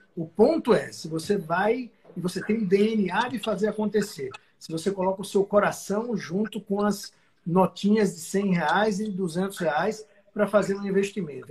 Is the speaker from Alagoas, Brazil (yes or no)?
yes; south of Alagoas, Brazil; moved away as an adult; now in São Paulo, Brazil; pelo sotaque, dá para ver que eu não sou de São Paulo, eu sou do Sul, na verdade, do Sul de Alagoas